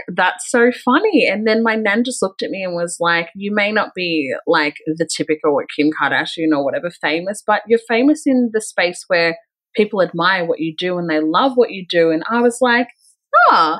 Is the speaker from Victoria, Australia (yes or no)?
yes; Melbourne, Victoria, Australia; I'm originally from Melbourne, in like suburbia Melbourne, and I grew up in a pretty like white suburban town.